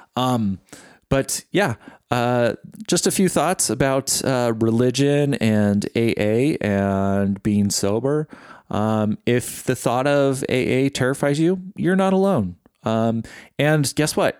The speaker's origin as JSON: {"language": "English", "region": "California", "country": "United States", "tie": "born or raised there", "said": "Growing up in California, there wasn't really a predominant religion in my life"}